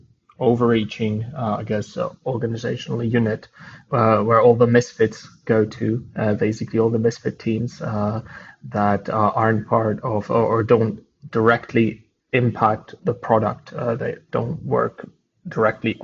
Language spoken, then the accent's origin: English; Prague, Czechia; moved away as an adult; now in Canada; I'm Czech. I was born in Prague, but I've been in Canada for the past couple of months.